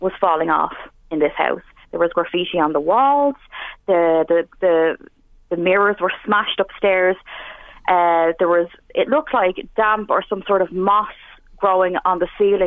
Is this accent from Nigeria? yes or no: no; Dublin, Leinster, Ireland; moved away as an adult; now in Drogheda, Ireland; I'm originally from Dublin